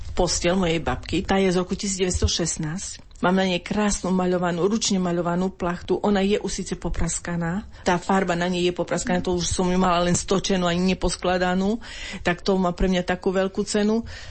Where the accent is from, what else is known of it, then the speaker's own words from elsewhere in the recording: Geča, Košice Region, Slovakia; jedné roraty boli u nás v Geči a druhé boli vo filiálke v Bakši